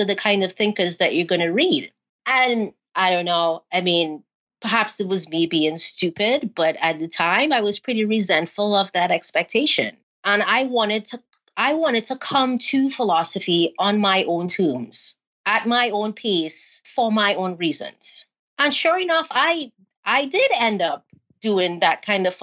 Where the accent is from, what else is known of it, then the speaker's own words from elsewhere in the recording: Trinidad & Tobago; accent: Trini; moved away; my non-American accent